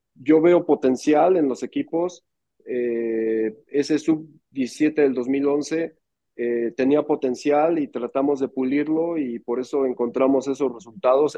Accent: Mexico

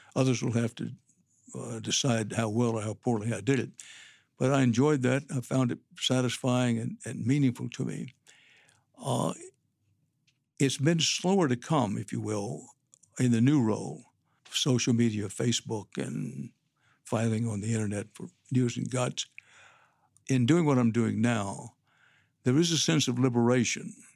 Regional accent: Texas, United States; I'm a Texan by birth and by choice

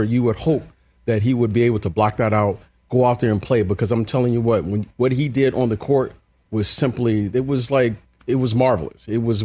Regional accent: Detroit, Michigan, United States; I grew up in Detroit

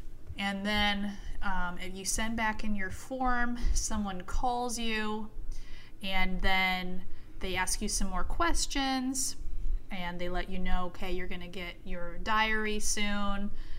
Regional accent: Iowa City, Iowa, United States; moved away; I'm from Iowa City.

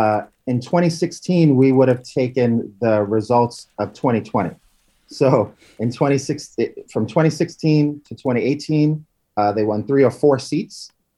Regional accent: Bronx, New York, United States; now in California, United States; I'm from the Bronx, an ignored part of New York City.

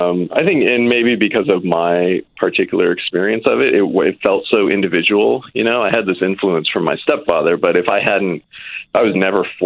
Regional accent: Oregon, United States; I'm actually originally from Oregon.

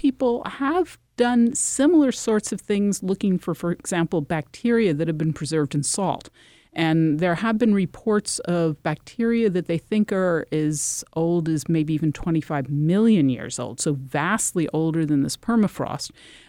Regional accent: Connecticut, United States; You know, for example, I'm from Connecticut. That's a place where this sort of thing happens.

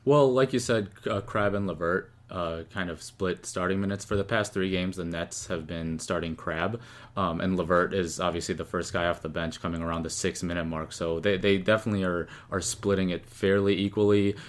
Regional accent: Chicago, Illinois, United States; I'm I'm from Chicago

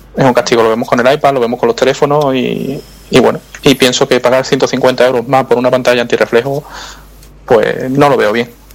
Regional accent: Seville, Andalusia, Spain; soy sevillano, el, acento se puede notar en algunas cosas.

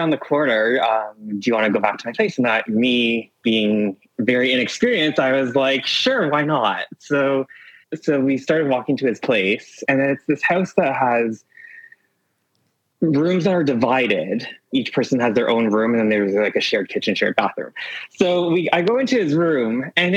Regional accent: Toronto, Ontario, Canada; I'm from Toronto

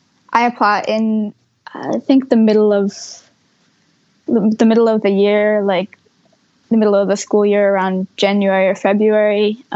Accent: Vermont, United States; So we then moved back to Vermont, and I went to middle school back with my friends and what I was, my hometown.

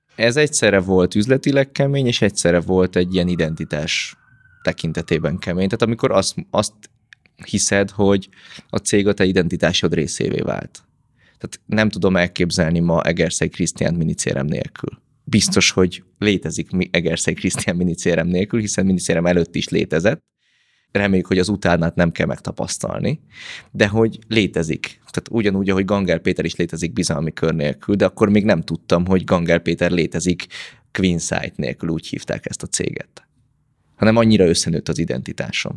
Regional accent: Pécs, Baranya, Hungary; én egy nagy családból származom, van hat testvérem, pécsiek vagyunk, vagyis Pécsről származom

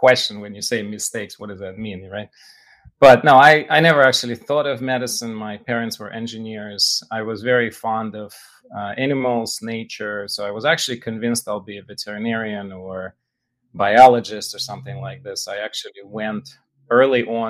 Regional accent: Russia; now in United States; I grew up in Russia, right? So Jewish boy in Russia

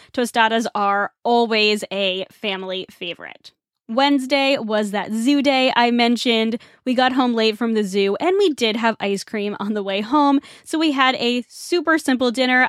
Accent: Northeast, United States; I grew up in the Northeast and we have a huge Irish population

